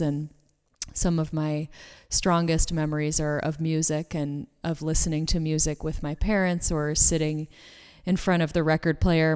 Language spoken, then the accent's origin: English; Boston, Massachusetts, United States; now in Los Angeles, United States; I'm originally from the Boston area. I live in LA now